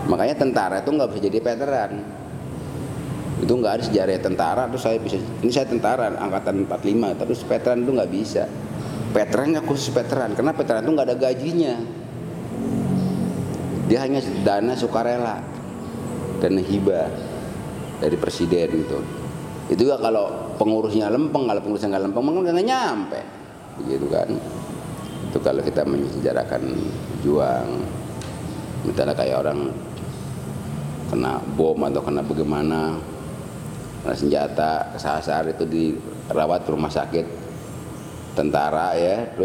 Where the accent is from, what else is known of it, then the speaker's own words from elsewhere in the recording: Bekasi, West Java, Indonesia; kalau kita putra Bekasi sebukannya bukan sementara putra Bekasi aja karena Bekasi ini tuh intinya Jawa Barat